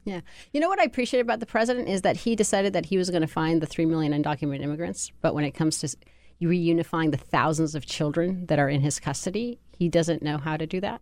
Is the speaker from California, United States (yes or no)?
yes; California, United States; also born or lived in Colombia; I grew up in California under Pete Wilson